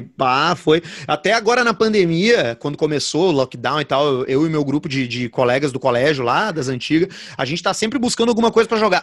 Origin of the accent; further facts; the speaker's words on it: Porto Alegre, Rio Grande do Sul, Brazil; also born or lived in Caxias do Sul; quando eu era moleque, aqui em Porto Alegre